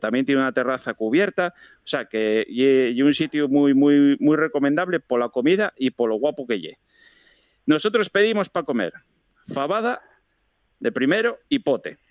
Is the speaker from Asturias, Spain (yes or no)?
yes; Asturias, Spain; parece que tenemos los asturianos